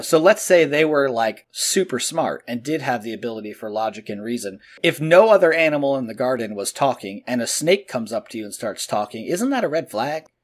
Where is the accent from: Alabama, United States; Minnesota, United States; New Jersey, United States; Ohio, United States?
New Jersey, United States; Edison; But I was born in Edison, New Jersey, which granted is kind of like the armpit of the country anyway, but still, there's a lot of Christians there.